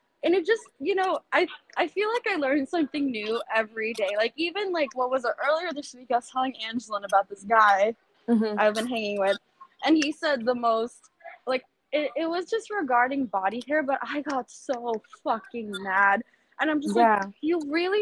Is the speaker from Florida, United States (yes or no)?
yes; Florida, United States; now in New York, United States; I'm from Florida originally